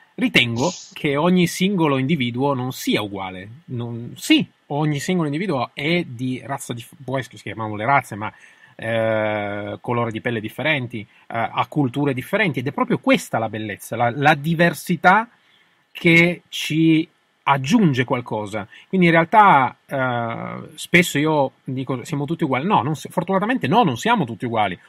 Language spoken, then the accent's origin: Italian; Turin, Piedmont, Italy; siamo di Torino tutte e due